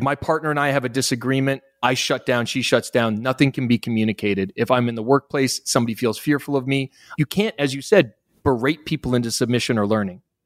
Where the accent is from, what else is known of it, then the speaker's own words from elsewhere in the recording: Halifax, Nova Scotia, Canada; accent: North American; moved away; also born or lived in Australia; I'm from Halifax, Nova Scotia